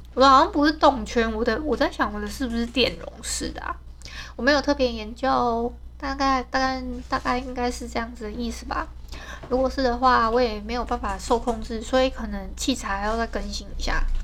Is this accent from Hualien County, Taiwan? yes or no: yes; Hualien, Hualien County, Taiwan; 像我是本来就是 外地人嘛，因为我是花莲人